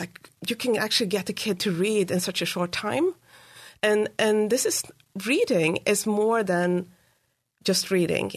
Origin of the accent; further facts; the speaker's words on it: Uppsala, Uppsala County, Sweden; now in United States; So I grew up in Sweden, in, in Uppsala, which is a university town just north of Stockholm